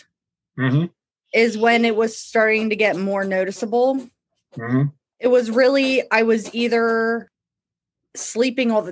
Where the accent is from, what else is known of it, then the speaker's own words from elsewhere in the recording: Lititz, Pennsylvania, United States; I grew up in Lititz, Pennsylvania, which when I was growing up was a small town